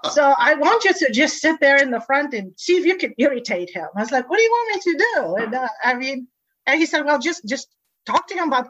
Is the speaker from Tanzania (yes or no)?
yes; Tanzania; We moved around a lot. So I grew up in Tanzania with no electricity and no running water.